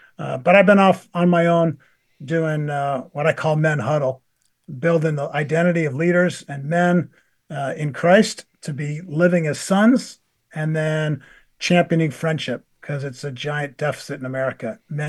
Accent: Buffalo, New York, United States; also born or lived in Maryland; We grew up in Buffalo and then in Maryland.

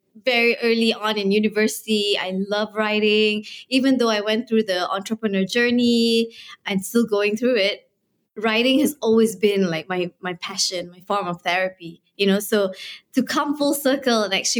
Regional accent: Kuala Lumpur, Malaysia; so I was born and raised in Kuala Lumpur. It's the capital of Malaysia

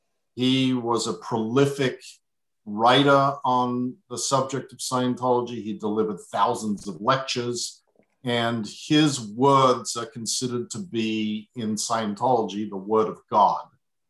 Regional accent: Adelaide, South Australia, Australia; went from my hometown of Adelaide to Melbourne

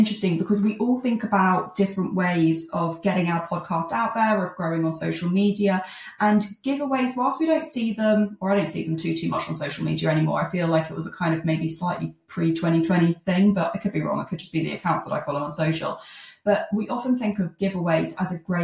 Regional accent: Jersey; I'm from Jersey

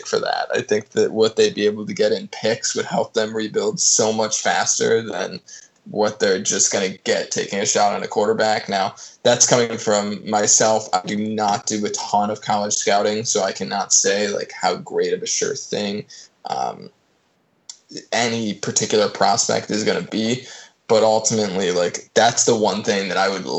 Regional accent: Chicago, Illinois, United States; born or raised there

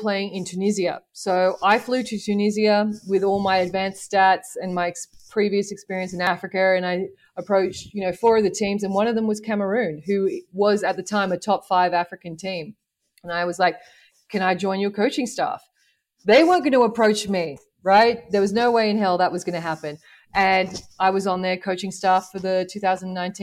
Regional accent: Sydney, New South Wales, Australia; moved away as an adult; growing up in Sydney as a female coach

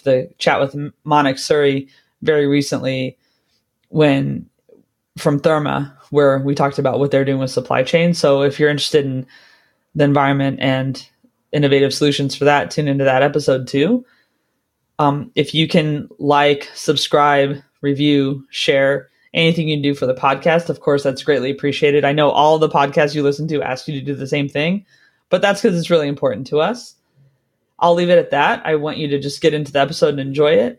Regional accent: California, United States; now in London, United Kingdom; I grew up in California

